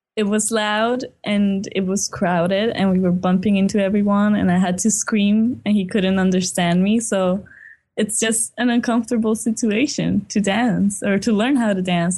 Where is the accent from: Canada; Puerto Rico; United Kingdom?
Puerto Rico; we were essentially born and raised here.